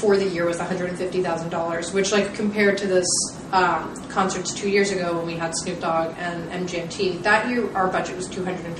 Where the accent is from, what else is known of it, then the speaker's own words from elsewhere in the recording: Nashville, Tennessee, United States; I grew up in Nashville